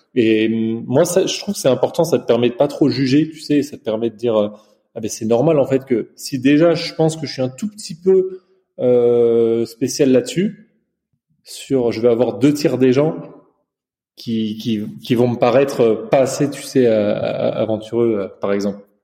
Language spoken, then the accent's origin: French; China; j'ai grandi en Chine et depuis petit